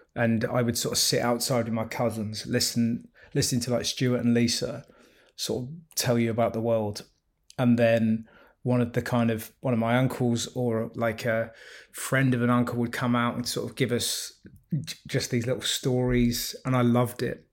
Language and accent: English; South West England, United Kingdom; moved away; I always feel like the Southwest is my home